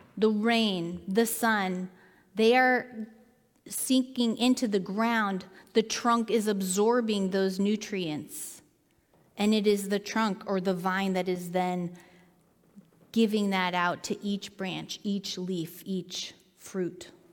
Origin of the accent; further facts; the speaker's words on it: Seattle, Washington, United States; moved away as an adult; also born or lived in Willamette Valley, Oregon; I grew up in Seattle